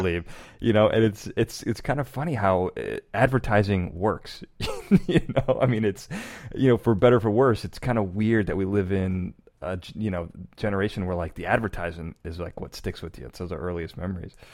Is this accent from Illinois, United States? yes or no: yes; Chicago, Illinois, United States; I grew up in Chicago